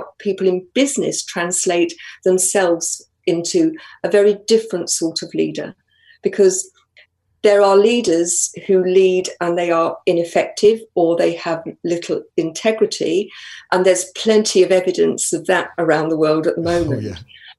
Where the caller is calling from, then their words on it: Colchester, East of England, United Kingdom; Live just north of Colchester, so not too far.